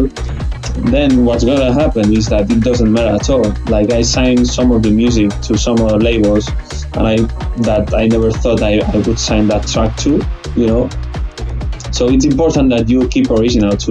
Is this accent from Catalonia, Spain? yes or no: yes; Vilanova i la Geltrú, Catalonia, Spain; also born or lived in Lebanon; So I'm originally from Vilanova i la Geltrú. It's like a small town near Barcelona, like 40 minutes away. I was living as well in Lebanon for 1 year when I was a kid, but yeah, most of my life I was in Vilanova